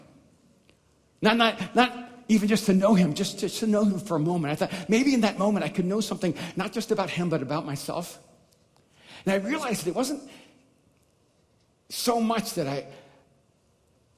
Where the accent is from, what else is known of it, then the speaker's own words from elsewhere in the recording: El Salvador; I'm from El Salvador, and I never knew my real father